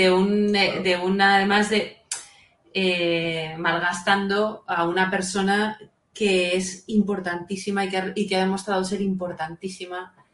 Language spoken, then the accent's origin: Spanish; Valencian Community, Spain; es verdad que somos valencianos